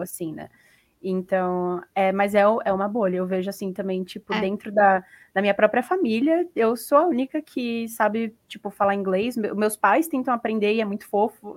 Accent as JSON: {"language": "Portuguese", "country": "Brazil", "said": "eu sou do Brasil"}